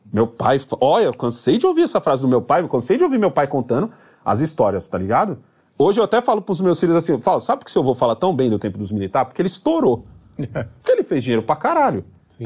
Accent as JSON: {"language": "Portuguese", "country": "Brazil", "said": "eu sou brasileiro."}